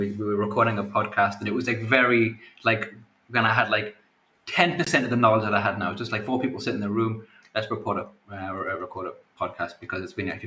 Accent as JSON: {"language": "English", "area": "a small town on the coast near Newcastle", "region": "North East England", "country": "United Kingdom", "said": "I'm from a small town on the coast that no one's heard of, so I call it Newcastle"}